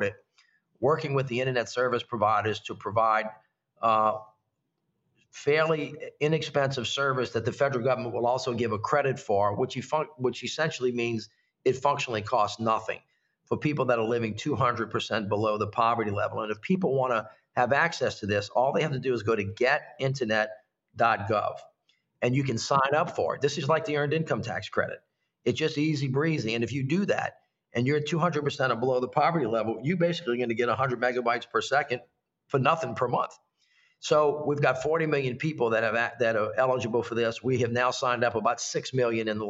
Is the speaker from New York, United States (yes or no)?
no; Louisiana, United States; I'm from Louisiana